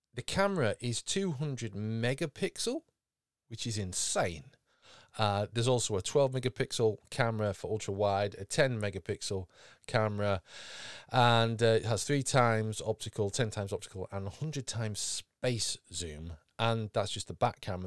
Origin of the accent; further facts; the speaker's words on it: United Kingdom; being British